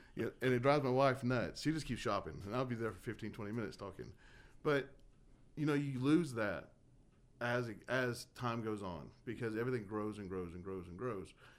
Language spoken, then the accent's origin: English; Dallas, Texas, United States; moved away as an adult; also born or lived in Southern California / Tahoe / Corpus Christi, Texas; now in Temple, United States; I was born in Southern California, raised in Dallas, Georgia